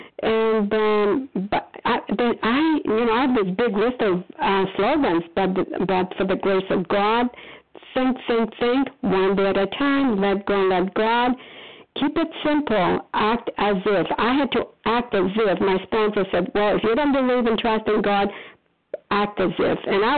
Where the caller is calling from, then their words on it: Foxborough, Massachusetts, United States; I am calling from Foxborough, Massachusetts